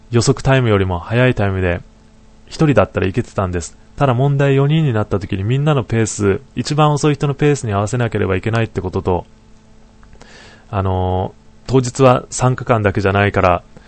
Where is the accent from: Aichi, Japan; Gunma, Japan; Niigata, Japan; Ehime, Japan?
Niigata, Japan; now in Tokyo, Japan; 地元の新潟とか今いる東京